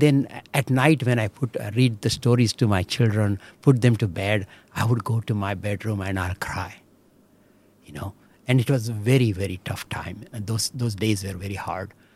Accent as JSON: {"language": "English", "town": "Belagavi", "region": "Karnataka", "country": "India", "tie": "born or raised there", "also_born_or_lived": "Chikodi, India / Mumbai, India", "second_language": "English", "moved": "as an adult", "lives_now": "Michigan, United States", "said": "we stayed around Belgaum for huh. my 18 years of my life."}